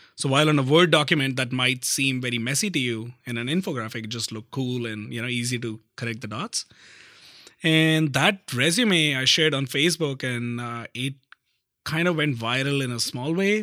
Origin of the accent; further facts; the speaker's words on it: north of India, India; moved away as an adult; now in Canada; I grew up in a like a normal middle class Indian family, uh, in the north of India